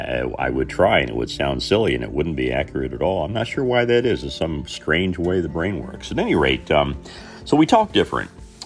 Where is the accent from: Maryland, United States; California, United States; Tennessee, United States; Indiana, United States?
Indiana, United States; Southern; accent: Southern Indiana; moved away; When I grew up in Southern Indiana, I did not want to have my Southern Indiana accent